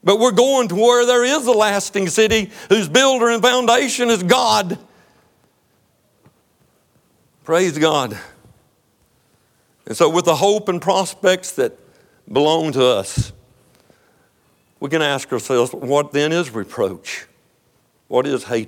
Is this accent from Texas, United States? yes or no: yes; Texas, United States; I'm from Texas. I'm proud to be an American. I'm more proud to be a Texan